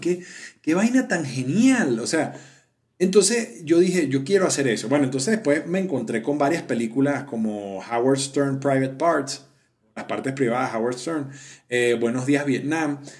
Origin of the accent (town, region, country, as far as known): Venezuela; moved away as an adult; now in Colombia